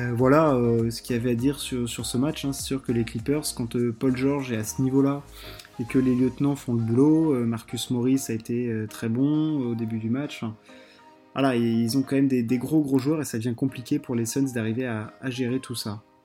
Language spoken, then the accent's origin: French; France; on est français